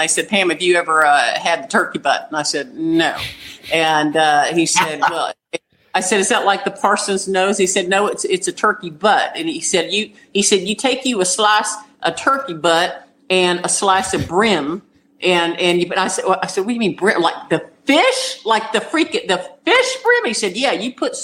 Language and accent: English; South Carolina, United States; I'm from South Carolina. I live very close to Tryon